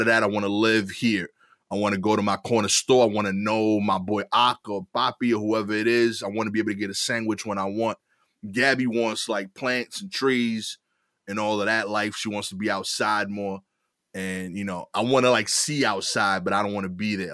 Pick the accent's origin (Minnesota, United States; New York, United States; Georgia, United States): New York, United States; New York City; I grew up in East New York and now I live in Cypress Hill section of East New York